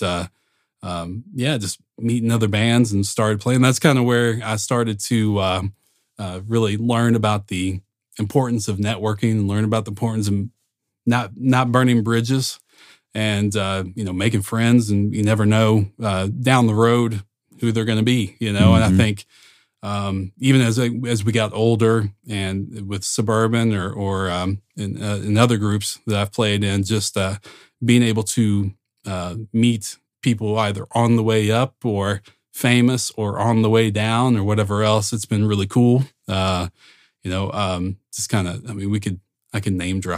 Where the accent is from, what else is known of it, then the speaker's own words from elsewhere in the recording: Georgetown, Indiana, United States; I'm from Southern Indiana. I'm a Hoosier